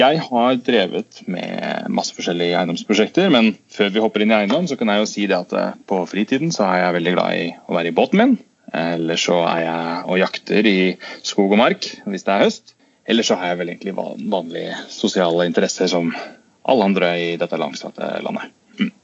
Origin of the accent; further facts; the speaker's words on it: Tønsberg, Vestfold, Norway; moved away as an adult; also born or lived in London / Dubai; jeg er fra Tønsberg-området, men etter at jeg ble voksen, så har jeg bodd i utlandet nesten hele, hele, tiden.